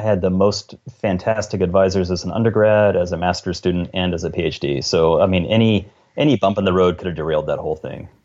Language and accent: English; the South, United States; now in Washington State, United States; I grew up in the South where those spiders are all over the place